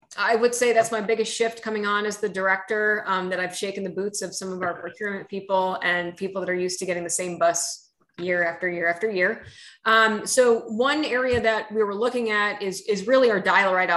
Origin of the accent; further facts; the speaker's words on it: United States; now in Oregon, United States; I'm originally from the New York, New Jersey area where we just lived and breathed on trains and subways.